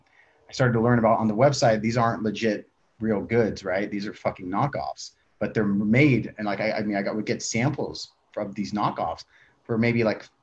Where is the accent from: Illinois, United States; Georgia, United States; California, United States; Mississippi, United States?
California, United States; Tracy; I'm from Tracy, California. It's a small town, fucking nothing going on there